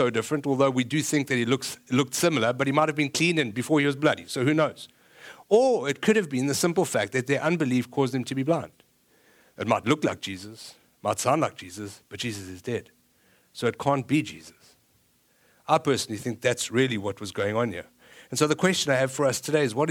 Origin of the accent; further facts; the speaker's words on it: South Africa; moved away; I'm South African